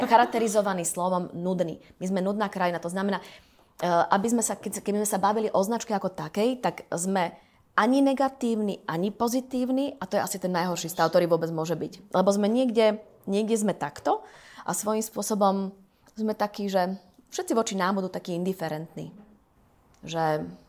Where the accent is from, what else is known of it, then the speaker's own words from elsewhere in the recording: Slovakia; moved away; also born or lived in Switzerland; my sme Slováci